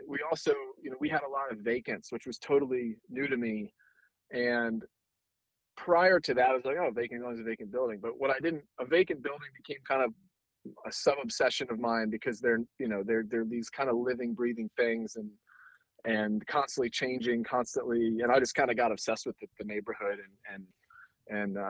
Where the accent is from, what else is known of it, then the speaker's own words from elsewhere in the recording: Philadelphia, Pennsylvania, United States; moved away as an adult; also born or lived in North Carolina; I was born and raised in Philly area, but from southern parents